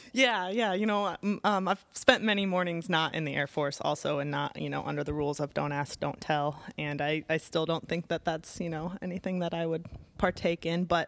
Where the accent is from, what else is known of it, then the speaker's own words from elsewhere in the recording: Midwest, United States; moved away; my hometown